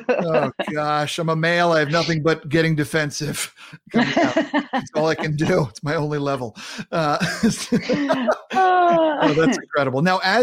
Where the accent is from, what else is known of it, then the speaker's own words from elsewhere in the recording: Long Island, New York, United States; I'm from Long Island.